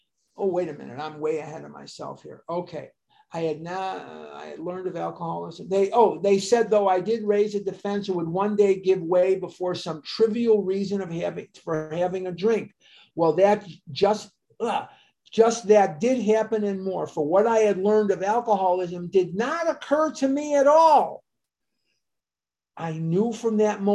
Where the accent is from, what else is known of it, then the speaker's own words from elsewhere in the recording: Chicago, Illinois, United States; I'm born and raised in Chicago